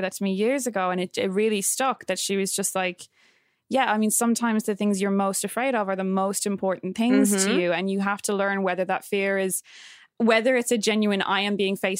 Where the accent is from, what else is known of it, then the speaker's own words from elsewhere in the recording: Ireland; I am Irish through and through